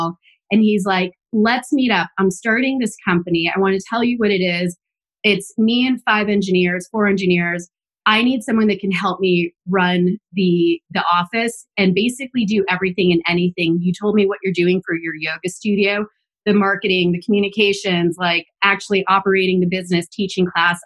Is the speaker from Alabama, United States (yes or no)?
no; Inglewood, California, United States; moved away as an adult; now in New York City, United States; I'm a native Angeleno. I was born and raised in Los Angeles. I'm a first generation Mexican American. Grew up in Inglewood, and now I have been in New York City for over 15 years